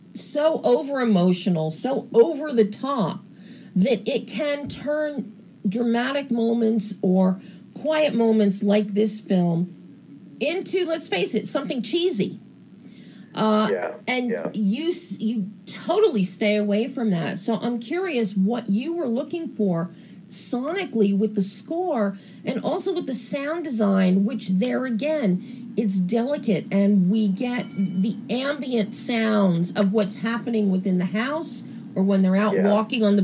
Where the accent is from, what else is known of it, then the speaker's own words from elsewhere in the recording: East Coast of the United States, United States; I'm from the East Coast in the United States, and I know the Jersey Shore very well